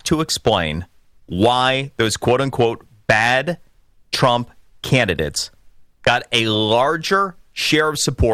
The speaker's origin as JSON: {"language": "English", "region": "Florida", "country": "United States", "said": "my home state"}